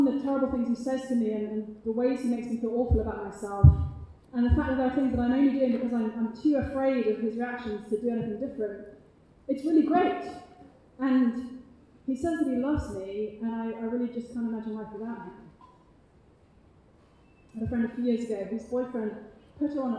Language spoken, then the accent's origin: English; United Kingdom; accent: British; my British accent